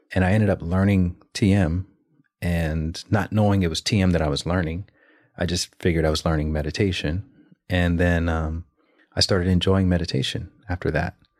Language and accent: English; Alabama, United States; moved away; also born or lived in New York / Los Angeles; I'm from Alabama